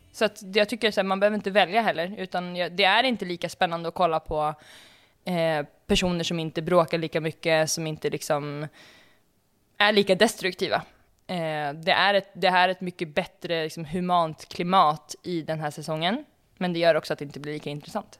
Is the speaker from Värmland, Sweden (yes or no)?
no; Uppsala, Uppsala County, Sweden; Jag är ju född i Uppsala